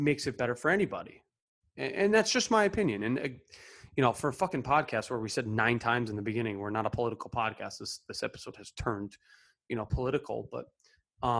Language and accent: English; Connecticut, United States; we grew up in Connecticut